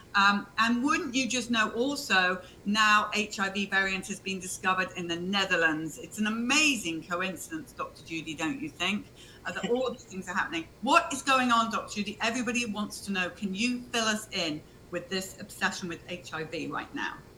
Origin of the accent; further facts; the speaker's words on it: United Kingdom; I'm British